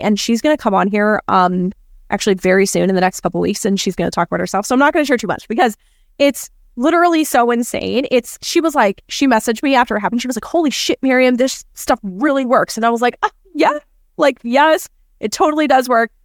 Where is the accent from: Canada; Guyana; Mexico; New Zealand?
Canada; now in United States; me being Canadian